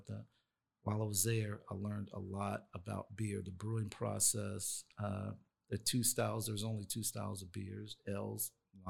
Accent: North Carolina, United States; now in Sacramento, United States; So I'm from North Carolina. That's where I grew up.

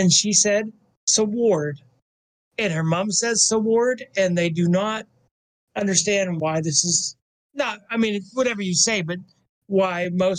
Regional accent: Pennsylvania, United States; accent: northeastern or north central Pennsylvania; She has northeastern or north central Pennsylvania accent like I do.

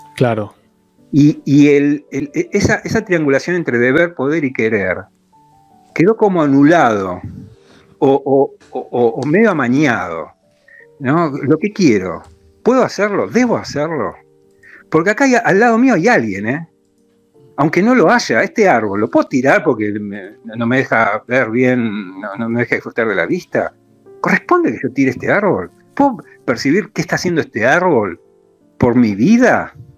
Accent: Argentina; como argentino

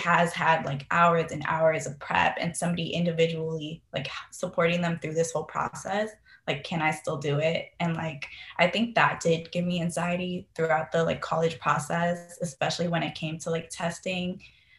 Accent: California, United States; Oh yeah, because I remember I would always like drive by like different places, especially like I believe like near San Jose or like Silicon Valley

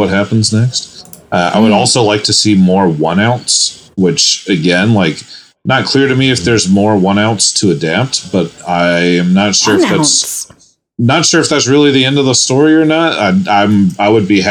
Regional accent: United States; as an American

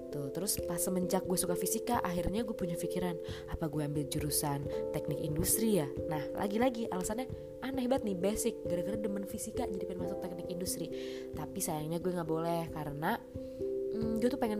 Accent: Jakarta, Indonesia; gue ini asli orang Jakarta nggak ada campuran suku mana-mana pokoknya pure orang Jakarta

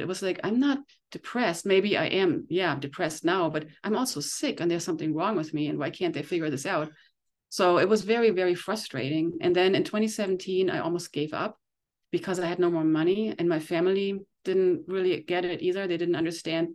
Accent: Germany; moved away as an adult; now in Encinitas, United States; I came from Germany twenty years ago

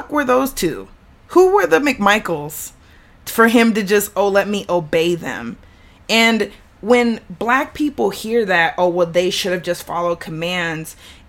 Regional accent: the South, United States; I'm from the South

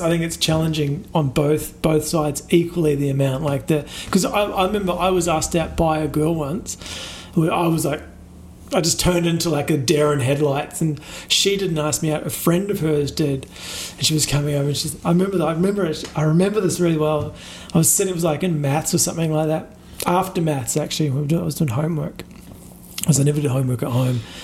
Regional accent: New Zealand; now in Australia; growing up in New Zealand

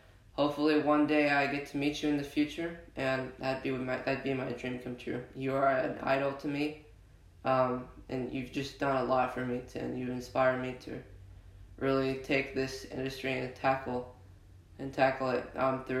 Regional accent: Netherlands; I was born in the Netherlands

